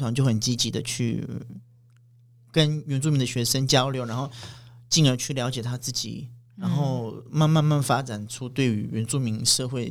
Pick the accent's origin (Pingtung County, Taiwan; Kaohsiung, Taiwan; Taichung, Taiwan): Pingtung County, Taiwan; Chijia village; 小时候在台湾族的环境嘛，然后在部落长大到国中，嗯、到到国小毕业，然后国中、高中也是在屏东读书。